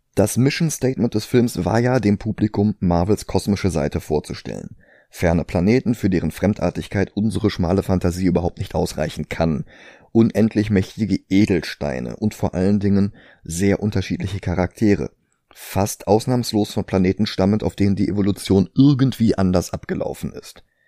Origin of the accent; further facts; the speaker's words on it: Germany; bei uns in Deutschland